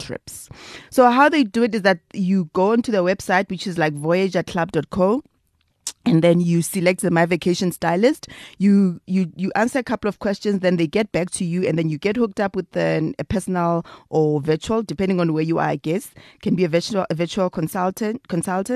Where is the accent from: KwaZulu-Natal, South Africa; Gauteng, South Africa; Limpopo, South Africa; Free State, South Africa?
Free State, South Africa; now in Johannesburg, South Africa; I'm from the Free State